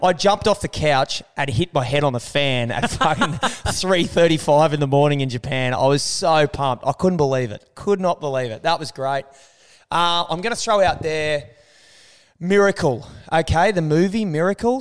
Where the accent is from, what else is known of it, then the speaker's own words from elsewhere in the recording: Australia; As an Australian